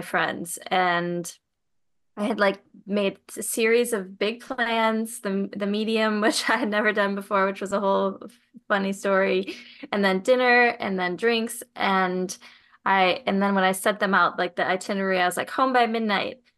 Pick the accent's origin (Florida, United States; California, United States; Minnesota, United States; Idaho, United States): Minnesota, United States; moved away; I grew up in Minnesota